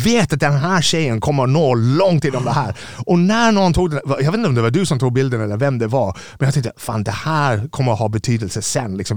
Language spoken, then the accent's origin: Swedish; Ireland; Swedish is a second language; moved away as an adult; now in Sweden; När jag växte upp på, Irland var ett väldigt fattigt land 70-80-talet